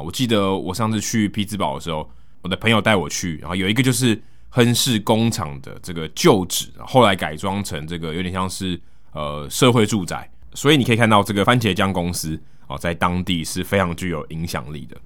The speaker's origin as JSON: {"language": "Chinese", "country": "Taiwan", "said": "他因为看到我是从台湾来的"}